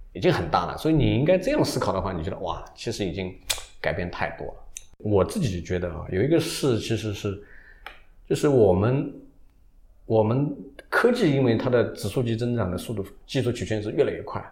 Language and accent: Chinese; China; 我们中国人的底，文化的底层，是希望丰富、繁荣、热闹